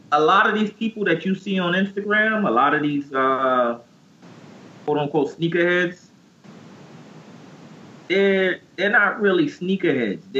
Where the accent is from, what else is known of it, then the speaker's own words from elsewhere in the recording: New York City, New York, United States; I hail from New York. Uh, LES.